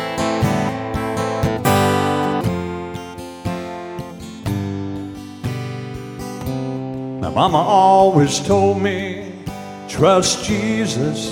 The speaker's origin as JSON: {"language": "English", "town": "Thompsonville", "region": "Illinois", "country": "United States", "also_born_or_lived": "West Frankfort, Illinois", "lives_now": "Benton, United States"}